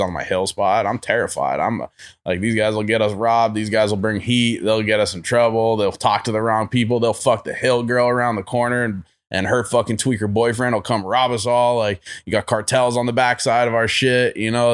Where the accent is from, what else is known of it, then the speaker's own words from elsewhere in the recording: Vermont, United States; moved away; also born or lived in upstate New York / Houston, Texas; I'm from Vermont originally